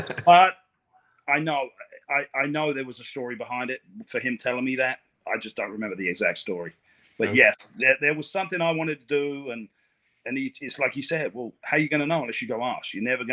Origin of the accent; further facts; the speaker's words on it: England, United Kingdom; now in Port St. Lucie, United States; I'm from England